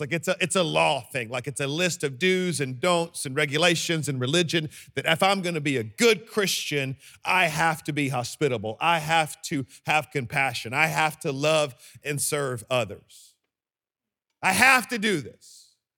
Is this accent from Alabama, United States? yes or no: yes; Birmingham, Alabama, United States; I am from Birmingham, Alabama.